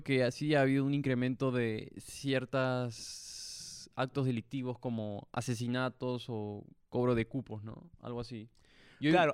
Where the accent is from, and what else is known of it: Peru